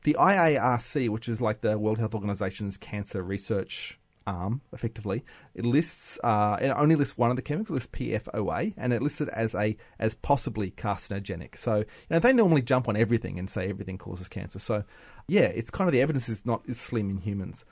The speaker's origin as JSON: {"language": "English", "town": "Bundaberg", "region": "Queensland", "country": "Australia", "said": "I am from Bundaberg"}